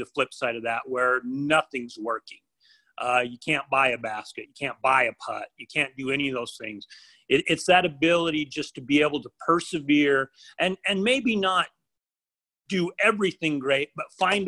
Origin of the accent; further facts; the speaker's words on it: Idaho, United States; I grew up in Idaho.